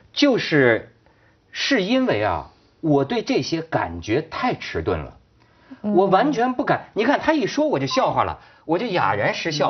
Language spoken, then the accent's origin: Chinese; China; now in Hong Kong; 我是大陆人啊，我在香港待了十， 十好几年